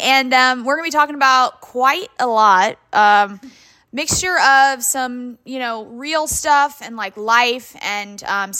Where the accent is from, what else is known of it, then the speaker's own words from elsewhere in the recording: Midwest, United States; I feel like we were raised very similar in the Midwestern culture.